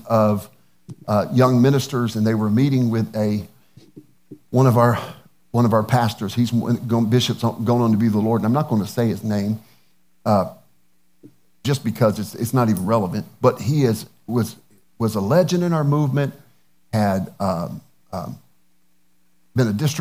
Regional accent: the South, United States; Being a Southerner

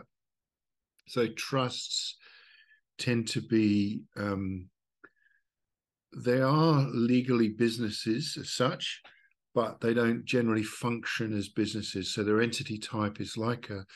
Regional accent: Australia; I'm from Australia, so I'm working on the Australian model

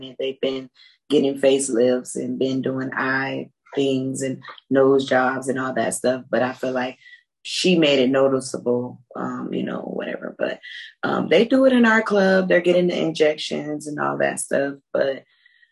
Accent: Tampa, Florida, United States; I grew up in Tampa, Florida

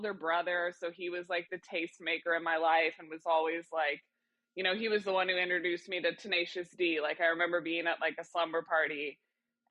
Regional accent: Kansas City, Missouri, United States; I grew up in Kansas City

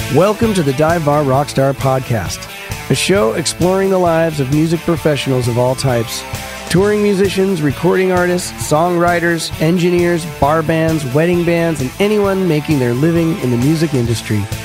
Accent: Denver, Colorado, United States; moved away; also born or lived in New York; I grew up in Denver

